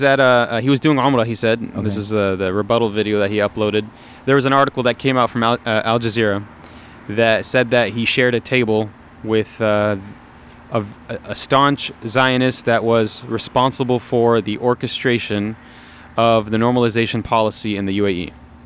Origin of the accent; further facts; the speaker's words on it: United States; as an American Muslim